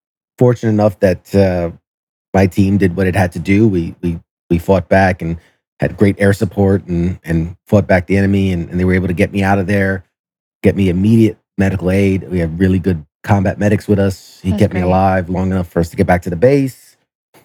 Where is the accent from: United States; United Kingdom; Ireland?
United States; New York City, New York; I'm originally from New York City, and I was a senior in high school when 9/11 happened